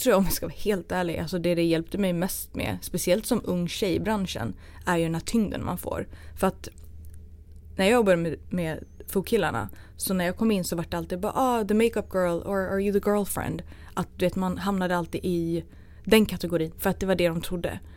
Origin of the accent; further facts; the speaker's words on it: Sweden; jag kommer jag kom från Sverige